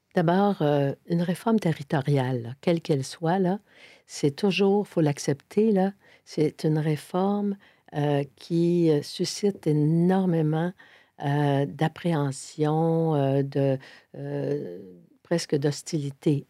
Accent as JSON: {"language": "French", "town": "Sainte-Thérèse", "region": "Quebec", "country": "Canada", "tie": "born or raised there", "also_born_or_lived": "Montreal", "said": "je suis montréalaise. Mais montréalaise dans le sens plus métropolitain parce que j'ai grandi, je suis née, j'ai grandi, j'ai toujours beaucoup, beaucoup, beaucoup de famille à Sainte-Thérèse"}